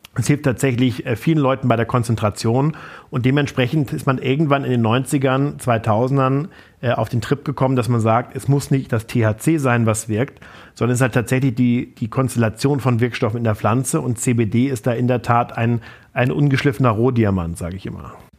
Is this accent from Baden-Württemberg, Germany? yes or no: no; Flensburg, Schleswig-Holstein, Germany; war Vorsitzender der Jungen Union in Flensburg, meiner Heimatstadt